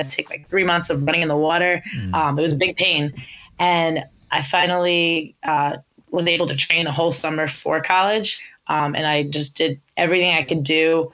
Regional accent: New Jersey, United States; the area where I grew up in New Jersey

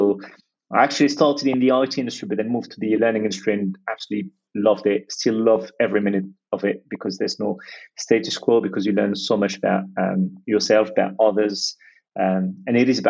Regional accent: Lyon, Auvergne-Rhône-Alpes, France; English is a second language; moved away as an adult; also born or lived in London, United Kingdom / Australia; I was born and raised in France, so I am French, and don't hold it against me. I have no say in the matter, it just happened that way. So I'm a very proud native of Lyon, in France, where I grew up.

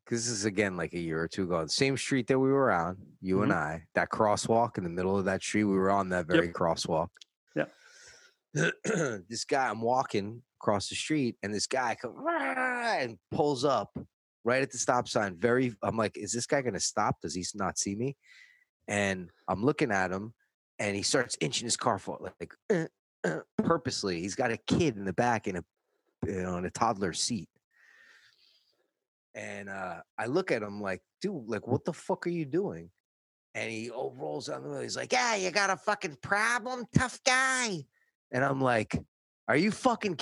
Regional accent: New York, United States; now in Los Angeles, United States; I'm from New York

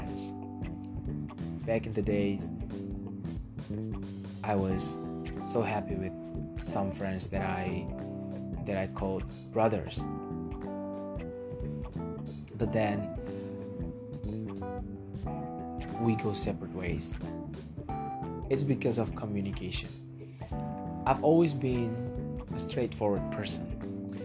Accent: Indonesia; English is a second language; I'm from Indonesia. I don't always speak English every day

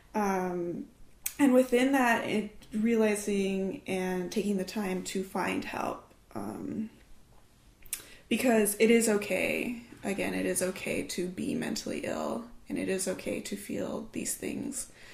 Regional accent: Fresno, California, United States; moved away; Originally, I'm from Fresno, California

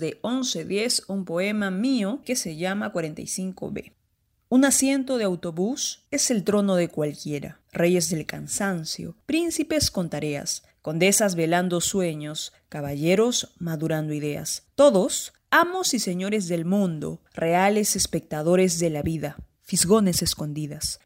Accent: Lima, Peru; soy de Lima, Perú

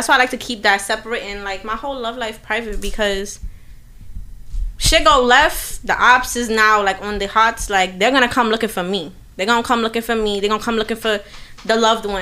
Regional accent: New York City, New York, United States; I'm from Harlem and Brooklyn. Like, I don't know how to describe it. You know, like, time was split between the two

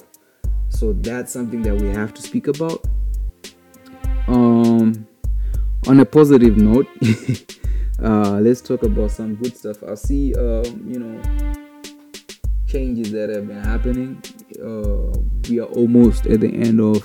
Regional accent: Zimbabwe; growing up in Zimbabwe

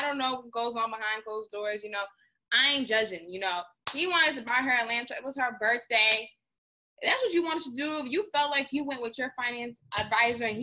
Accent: New York, United States; I'm from New York

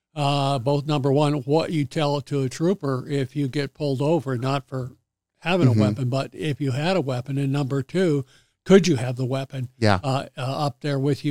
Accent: Cheyenne, Wyoming, United States; moved away as an adult; also born or lived in Laramie, Wyoming / Washington, D.C.; I was born and raised in Cheyenne, Wyoming

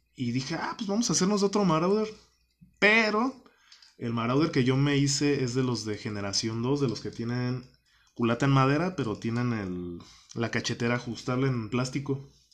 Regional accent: Guanajuato, Mexico; moved away as an adult; regreso a mi, a mi tierra natal acá en Guanajuato

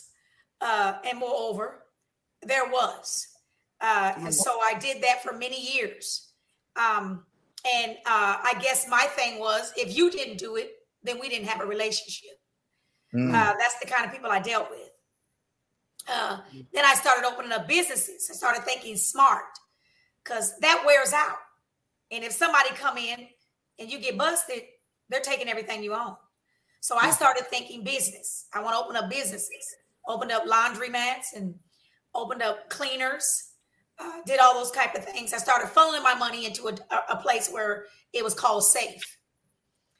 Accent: Des Moines, Iowa, United States; moved away; also born or lived in Minneapolis, Minnesota; My hometown is Des Moines, Iowa

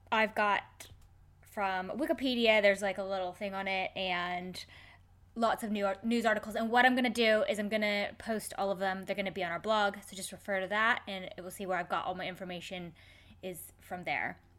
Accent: Canada; I'm Canadian.

